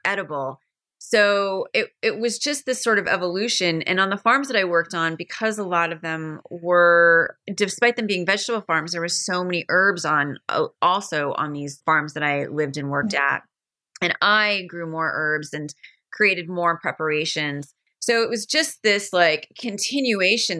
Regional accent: Maine, United States; I have the pleasure of growing up in Maine. The fortune I was so fortunate to grow up in Maine

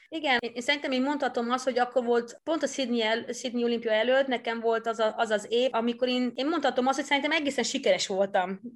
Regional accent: Netherlands; first language Dutch; Hungarian is a second language; now in Hungary; eredetileg Hollandiába származom, ott születtem is, ott nőttem is föl

